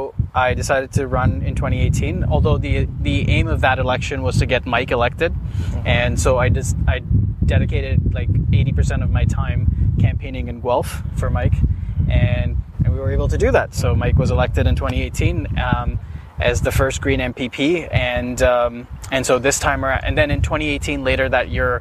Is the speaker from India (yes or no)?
yes; Mumbai, Maharashtra, India; also born or lived in Canada; now in Ontario, Canada; I was born in Mumbai, India, and I came to Canada in 2005.